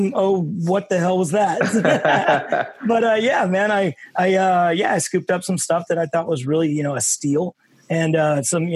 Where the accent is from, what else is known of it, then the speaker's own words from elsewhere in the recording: Dallas, Texas, United States; moved away; So to have, you know, three people coming from my hometown was super cool.